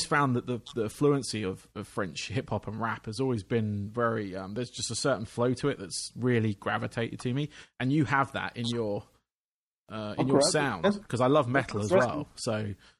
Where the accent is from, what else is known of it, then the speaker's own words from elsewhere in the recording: England, United Kingdom; being English